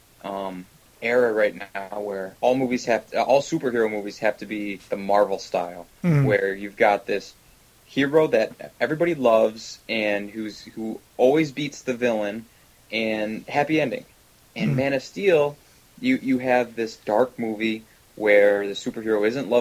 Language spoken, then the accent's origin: English; Syracuse, New York, United States; I grew up in Syracuse and we didn't have an IMAX screen